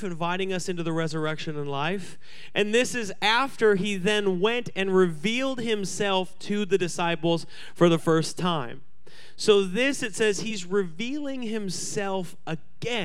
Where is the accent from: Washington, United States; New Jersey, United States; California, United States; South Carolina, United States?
Washington, United States; Seattle; everyone I grew up with in Seattle